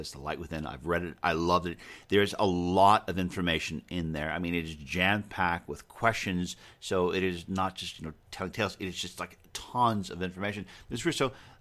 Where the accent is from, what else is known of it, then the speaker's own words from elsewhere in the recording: Long Island, New York, United States; we're both from Long Island.